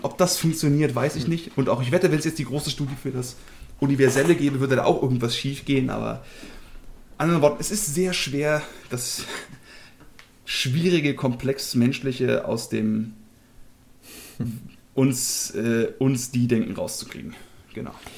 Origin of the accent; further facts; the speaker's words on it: Germany; Als Deutsche